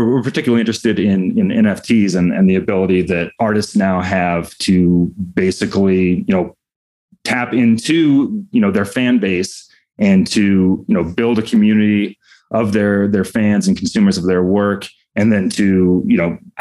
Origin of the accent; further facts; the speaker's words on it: Denver, Colorado, United States; my hometown of Denver used to have two very strong newspapers